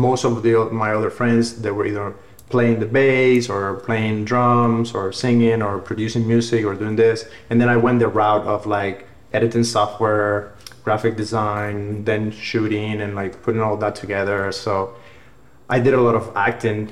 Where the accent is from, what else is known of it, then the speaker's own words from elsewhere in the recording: Havana, Cuba; English is a second language; moved away; I grew up in Havana.